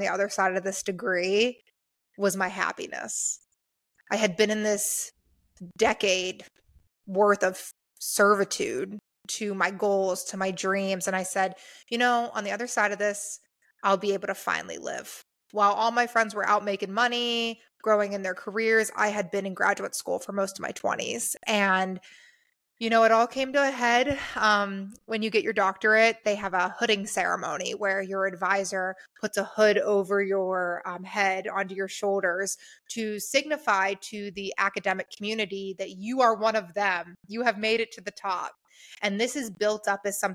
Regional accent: Pittsburgh, Pennsylvania, United States; moved away as an adult; now in Phoenix, United States; I'm from Pittsburgh, blue collar working class, Appalachia kind of area

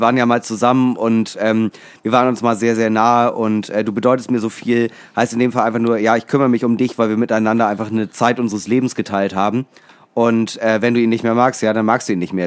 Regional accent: Schleswig-Holstein, Germany; für mich als Schleswig-Holsteiner

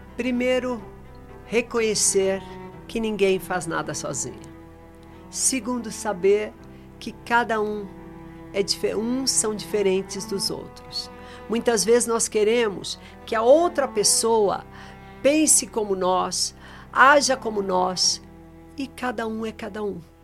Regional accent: São Paulo, Brazil; Minha vida é entre o sertão, São Paulo, eu sou paulista

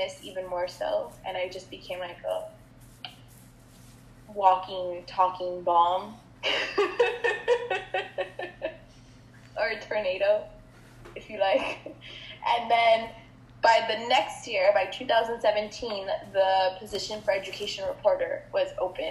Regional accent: Laredo, Texas, United States; I am from Laredo

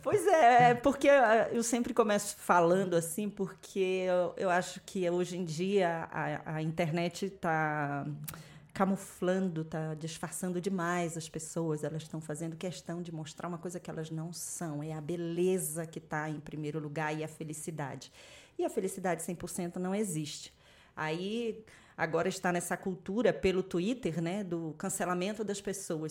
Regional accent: Macapá, Amapá, Brazil; eu nasci em Macapá, lá no Amapá, eu sou do topo do mapa

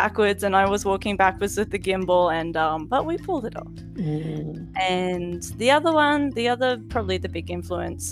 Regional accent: Mackay, Queensland, Australia; moved away as an adult; now in Japan; I grew up in Mackay, which is a city that has a lot of Italian, Maltese, Greek descendants

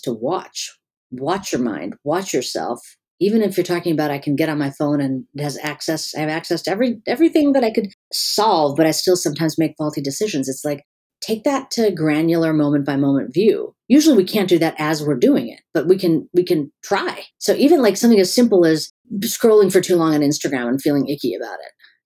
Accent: Chicago, Illinois, United States; also born or lived in California / North Carolina / Pennsylvania; now in Florida, United States; I've lived everywhere. I was in California before that, North Carolina. I grew up in Chicago.

